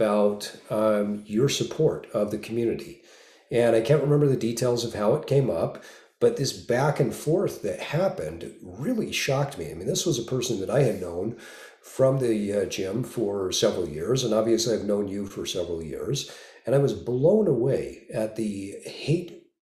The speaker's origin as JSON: {"language": "English", "region": "Utah", "country": "United States", "tie": "born or raised there", "said": "I grew up in Utah and spent the majority of my life in Utah"}